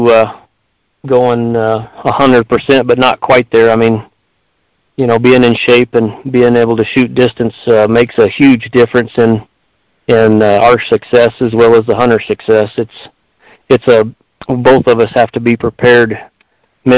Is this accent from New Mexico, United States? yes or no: yes; Ruidoso, New Mexico, United States; I was born and raised here in Ridoso, so I've been here my entire life